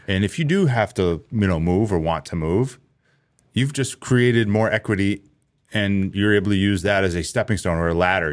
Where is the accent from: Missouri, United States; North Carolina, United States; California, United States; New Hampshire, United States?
New Hampshire, United States; Londonderry; I grew up in Londonderry and it's the same thing. It was a small farm town